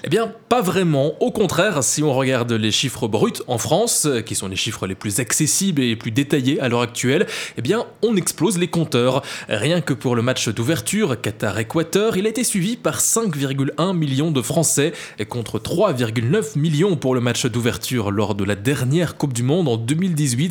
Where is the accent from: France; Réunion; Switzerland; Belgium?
Belgium